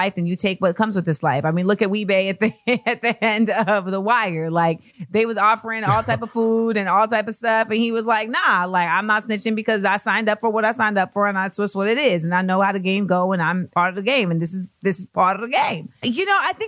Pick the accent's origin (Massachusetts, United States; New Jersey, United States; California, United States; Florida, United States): Florida, United States; Orlando; I grew up in Orlando.